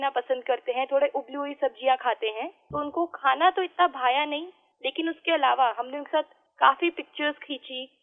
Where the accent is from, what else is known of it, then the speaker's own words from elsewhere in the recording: Delhi, India; मैं दिल्ली की रहने वाली हूँ सर